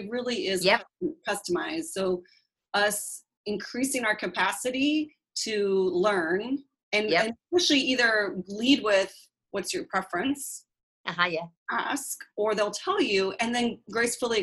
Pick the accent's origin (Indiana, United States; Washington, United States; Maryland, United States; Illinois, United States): Washington, United States; Seattle; I grew up in Seattle, passive-aggressive, conflict-averse area.